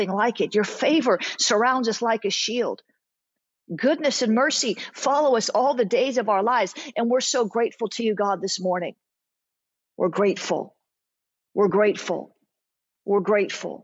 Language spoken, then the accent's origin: English; South Florida, United States; I'm from the South. I'm not Southern. I'm from South Florida, so it's not like the rest of the South